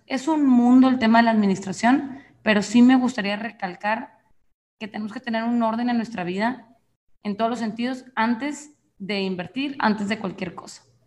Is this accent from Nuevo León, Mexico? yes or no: yes; Monterrey, Nuevo León, Mexico; yo efectivamente soy mexicana del norte, soy de Monterrey